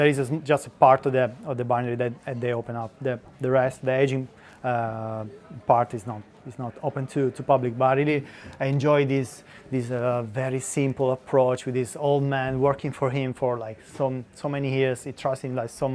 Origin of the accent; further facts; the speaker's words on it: Abruzzo, Italy; moved away as an adult; now in London, United Kingdom; I'm from Abruzzo.